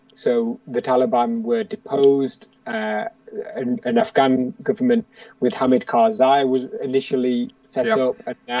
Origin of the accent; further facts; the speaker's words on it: Pakistan-administered Kashmir, Azad Kashmir, Pakistan; So obviously we're from Pakistan, aren't we? Or Kashmir, that's being controlled by Pakistan.